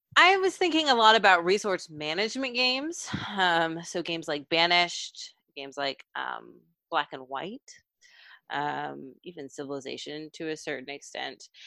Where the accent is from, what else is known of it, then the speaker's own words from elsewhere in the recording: Texas, United States; I'm from Texas